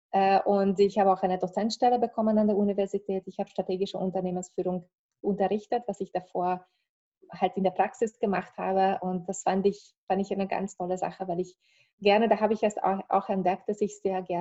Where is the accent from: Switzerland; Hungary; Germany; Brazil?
Hungary; moved away as an adult; Ich bin äh, aus Ungarn. Also ich habe dort äh, Volkswirtschaft, Volkswirtschaft studiert ursprünglich